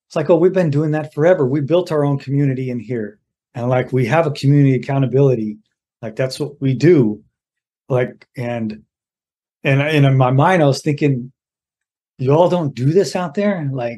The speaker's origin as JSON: {"language": "English", "town": "Mountain View", "region": "California", "country": "United States", "tie": "born or raised there", "also_born_or_lived": "Sacramento", "said": "So I was born in Mountain View in the Bay Area, mm-hmm. in California, and then I was raised in the Bay Area and Sacramento, Northern California."}